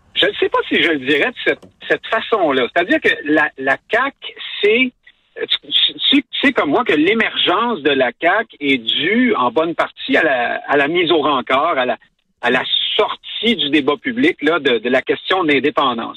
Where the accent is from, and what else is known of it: Quebec, Canada